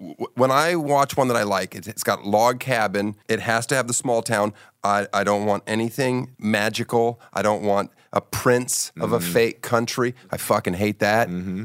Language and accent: English; Germany; born there; I was born in Germany because